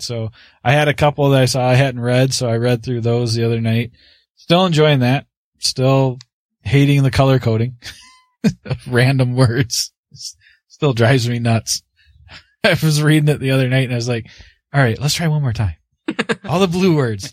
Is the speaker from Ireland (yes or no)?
no; Canada; I'm the Canadian.